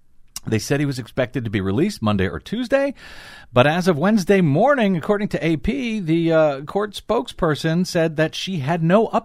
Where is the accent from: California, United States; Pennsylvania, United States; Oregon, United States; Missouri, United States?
Missouri, United States; moved away; born and bred in Missouri, where we had plenty of tornadoes